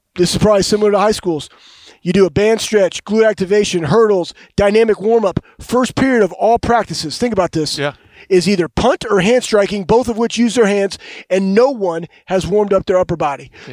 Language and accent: English; Dallas, Texas, United States; moved away as an adult; also born or lived in Ohio; I'm from Dallas, Texas. I played at Ohio State